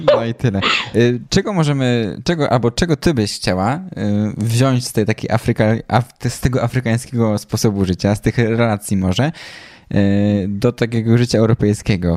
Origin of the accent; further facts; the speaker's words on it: Poland; jesteśmy z Polski